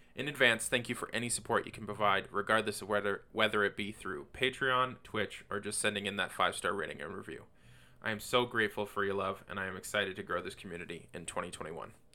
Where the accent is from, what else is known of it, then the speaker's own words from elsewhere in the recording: Canada; also born or lived in Windsor, Ontario; I'm a Canadian living in Windsor, Canada